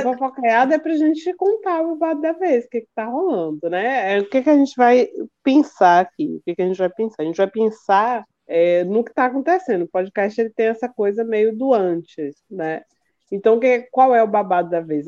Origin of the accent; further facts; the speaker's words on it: Salvador, Bahia, Brazil; moved away as an adult; now in Paraná, Brazil; Vim da Bahia, interior da Bahia, mas morei a maior parte em Salvador. Agora estou aqui perdida, no meio do Paraná.